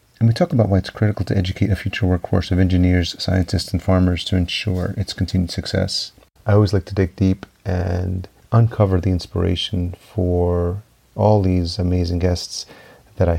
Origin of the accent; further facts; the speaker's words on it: Yonkers, New York, United States; moved away as an adult; also born or lived in El Salvador; now in Minneapolis, United States; I grew up in Yonkers. I'm home is Minneapolis now, but grew up in Yonkers just outside New York City. So I was actually born in El Salvador, but came here when I was a year old.